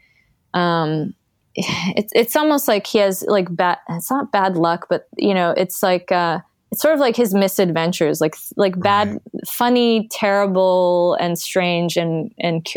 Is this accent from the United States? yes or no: no; Canada; I grew up in Canada